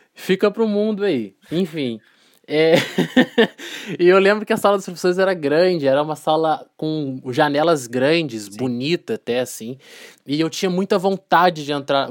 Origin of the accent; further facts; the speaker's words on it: Volta Redonda, Rio de Janeiro, Brazil; Eu sou de, eu sou de Volta Redonda, interior do estado do Rio de Janeiro, né? E eu no ensino médio eu estudava numa escola técnica aqui em Volta Redonda